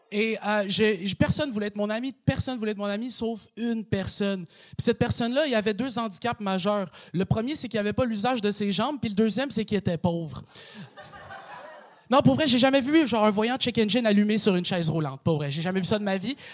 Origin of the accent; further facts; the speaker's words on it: Quebec, Canada; accent: Québécois; souvent, les gens ils sont surpris quand ils m'entendent parler parce que j'ai un accent québécois, tu comprends? Tu euh, euh, je parle comme un gars qui habite à Saint-Eustache